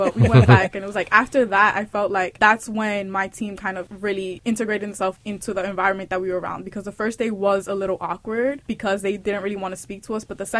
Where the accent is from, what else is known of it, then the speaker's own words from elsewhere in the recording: Dominican Republic; accent: Dominican; also born or lived in Puerto Rico; supposedly have like this crazy Dominican accent